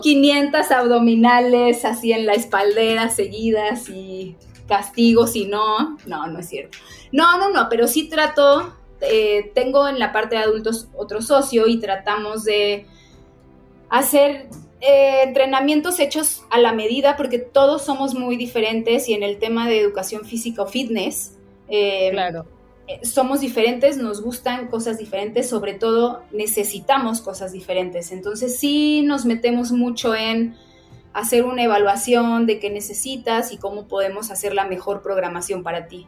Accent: Guadalajara, Jalisco, Mexico; yo igual me retiro como en mi tierra

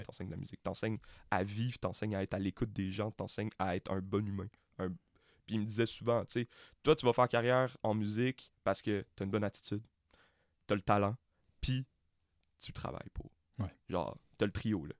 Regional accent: Montreal, Quebec, Canada; J'ai été élevé à Montréal-Nord

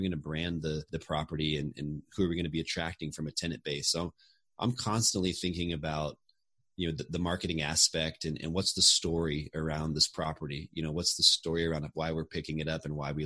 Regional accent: Austin, Texas, United States; moved away as an adult; I grew up in Austin and I always wanted to get back here someday

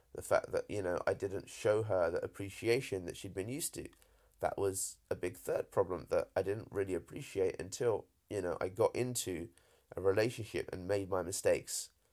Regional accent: United Kingdom; accent: British; as British as I sound, my folks, uh, are Indian

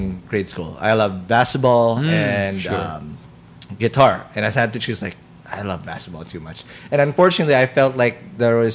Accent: Quezon City, Metro Manila, Philippines; I'm from Kamuning.

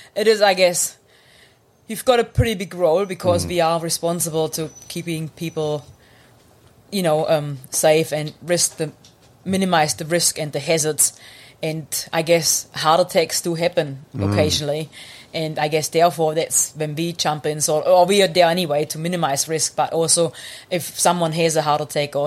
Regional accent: Germany; English is a second language; moved away as an adult; now in New Zealand; I grew up in Germany

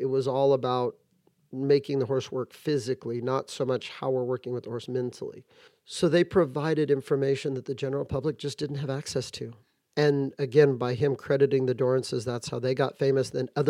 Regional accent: Santa Barbara, California, United States; I grew up near Santa Barbara.

